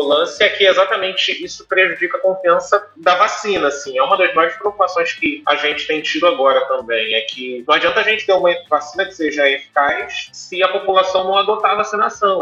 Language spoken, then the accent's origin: Portuguese; São Paulo, Brazil; moved away; eu que sou paulista